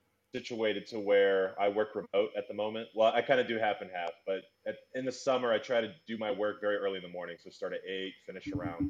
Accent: Tampa, Florida, United States; moved away as an adult; also born or lived in Spain; now in Belgium; I'm originally from Tampa, Florida, USA, but I moved to Europe, say, 11 years ago due to a long series of events.

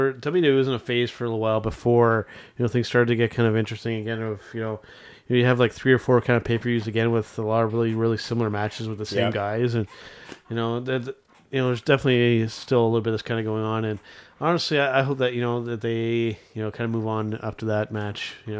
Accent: Canada; as a Canadian wrestling fan

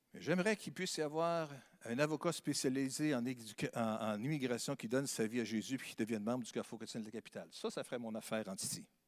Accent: Sainte-Marie, Quebec, Canada; now in Quebec City, Canada; je suis natif de Sainte-Marie-de-Beauce. C'est une belle localité dans le sud, sur la rive sud.

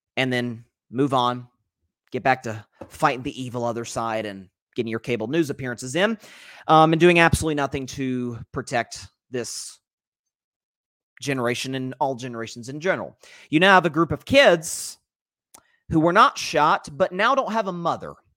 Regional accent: Tennessee, United States; my home state of Tennessee

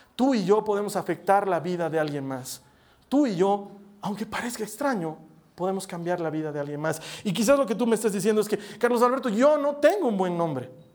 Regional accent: La Paz, Bolivia; somos de La Paz

